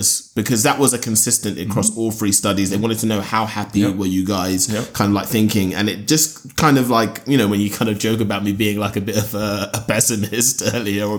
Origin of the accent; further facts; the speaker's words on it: Nigeria; I'm Nigerian